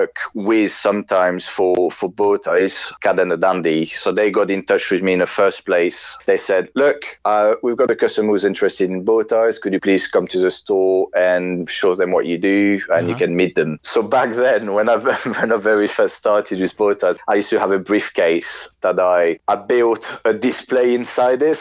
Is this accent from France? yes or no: yes; France; moved away as an adult; now in London, United Kingdom